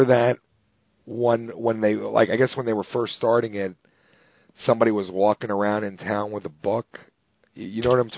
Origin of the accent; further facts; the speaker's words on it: New Jersey, United States; and I grew up in Jersey, and they don't do that in Jersey.